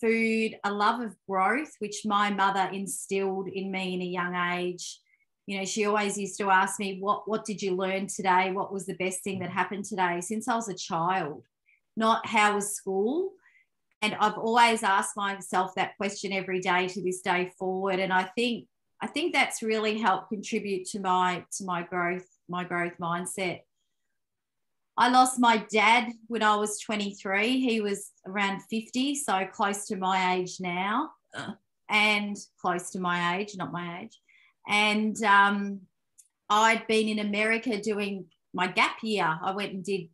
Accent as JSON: {"language": "English", "town": "Melbourne", "region": "Victoria", "country": "Australia", "tie": "born or raised there", "said": "I grew up in Melbourne, Victoria, Australia, Italian Australian parents"}